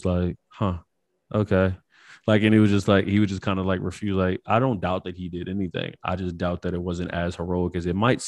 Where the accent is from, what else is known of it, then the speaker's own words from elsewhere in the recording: Stockton, California, United States; You still know I'm from Stockton, so we ain't even got to do that.